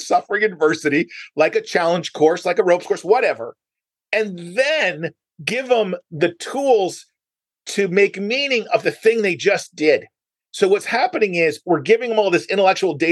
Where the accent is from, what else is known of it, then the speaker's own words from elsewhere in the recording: United States; as an American